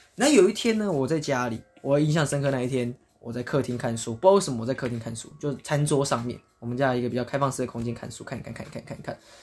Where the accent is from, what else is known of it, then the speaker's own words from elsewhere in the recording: Japan; 我们日本人